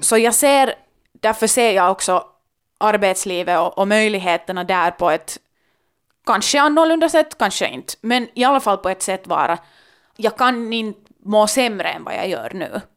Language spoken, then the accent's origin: Swedish; Helsinki, Uusimaa, Finland; jag kommer från Finland, Helsingfors, var möjligheterna är ganska långt oändliga